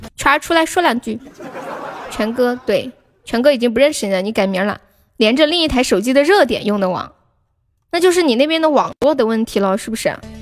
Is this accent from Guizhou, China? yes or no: no; Sichuan, China; 我是四川的